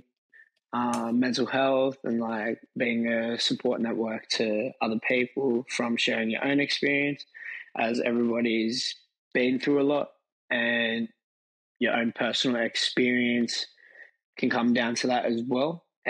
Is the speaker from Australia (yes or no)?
yes; Thornleigh, New South Wales, Australia; I grew up in Thornleigh, so close to Hornsby